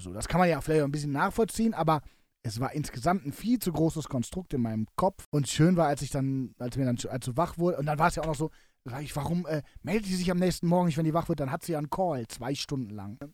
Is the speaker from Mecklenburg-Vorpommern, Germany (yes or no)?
no; Cologne, North Rhine-Westphalia, Germany; mein Köln meine Heimatstadt ist